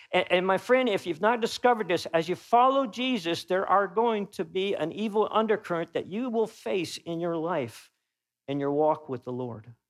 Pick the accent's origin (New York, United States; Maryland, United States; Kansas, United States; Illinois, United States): Kansas, United States; Topeka; moved away; when I go back home to my hometown, which I was raised, I would consider Topeka, Kansas, my hometown